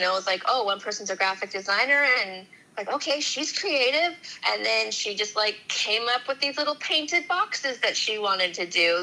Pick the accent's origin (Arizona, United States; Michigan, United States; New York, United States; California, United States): California, United States; Huntington Beach; I'm originally from Huntington Beach in Orange County